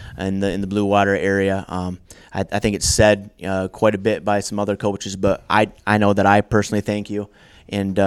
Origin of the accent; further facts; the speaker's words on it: Kent City, Michigan, United States; My dad started the wrestling program where I grew up in Kent City